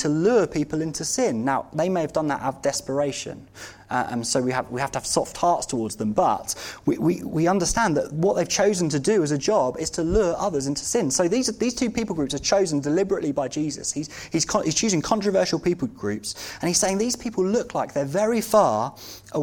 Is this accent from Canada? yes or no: no; United Kingdom; we as British Christians